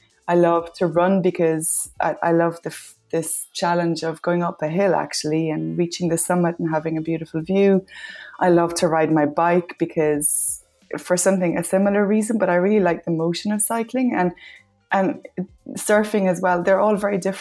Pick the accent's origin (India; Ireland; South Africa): Ireland; accent: Irish; moved away as an adult; also born or lived in Peru / Spain; I'm Irish, as you might have gathered from my accent.